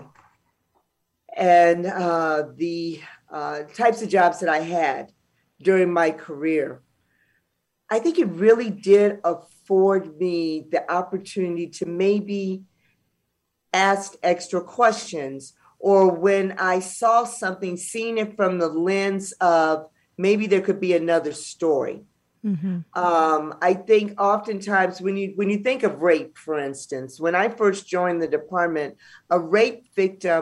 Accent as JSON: {"language": "English", "town": "Los Angeles", "region": "California", "country": "United States", "said": "we're from South Central LA, being African-American"}